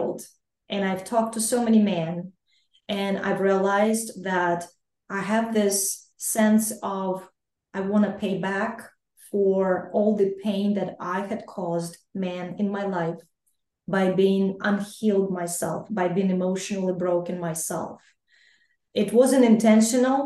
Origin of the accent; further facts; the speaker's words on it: Ukraine; moved away; I grew up and I was born and raised in Ukraine, I am Ukrainian